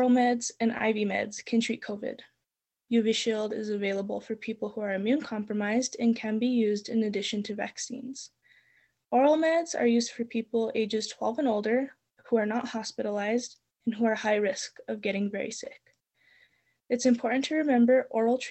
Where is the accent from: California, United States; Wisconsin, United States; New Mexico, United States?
New Mexico, United States; Espanola; I am from Espanola, New Mexico, and I am 17 and will be going into my senior year at Espanola Valley High